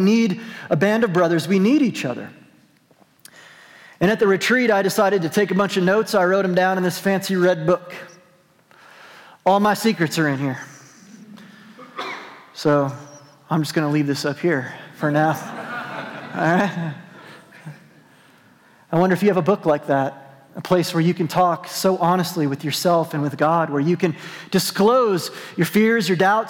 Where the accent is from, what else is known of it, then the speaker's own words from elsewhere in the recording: New Mexico, United States; I'm from New Mexico. My parents go to this church.